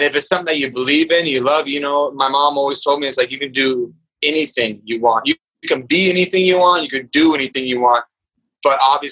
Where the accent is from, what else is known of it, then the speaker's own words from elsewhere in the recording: Tacoma, Washington, United States; also born or lived in San Diego; now in Portland, United States; my hometown where I went to high school in Tacoma, Washington